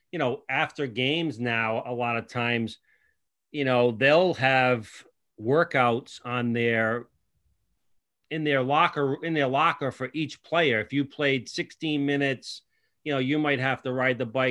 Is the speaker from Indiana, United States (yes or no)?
no; Cranston, Rhode Island, United States; I was from Cranston.